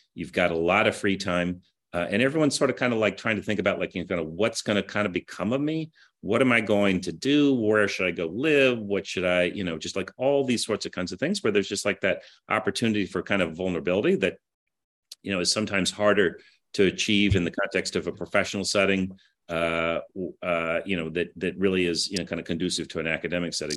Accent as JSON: {"language": "English", "town": "Kansas City", "country": "United States", "tie": "born or raised there", "also_born_or_lived": "Herington, Kansas / New York", "moved": "as an adult", "said": "I grew up in Kansas City"}